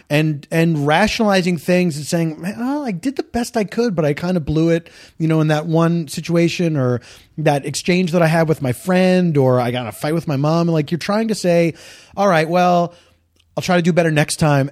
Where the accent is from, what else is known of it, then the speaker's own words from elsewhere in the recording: Philadelphia, Pennsylvania, United States; moved away; I grew up in the East Coast, so there was, uh, there was always rain, there was always snow